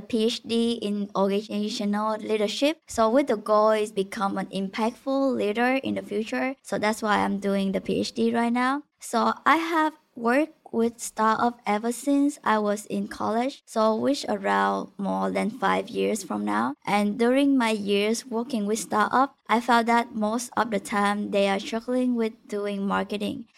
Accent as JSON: {"language": "English", "country": "Vietnam", "moved": "as an adult", "lives_now": "United States", "said": "I'm originally from Vietnam"}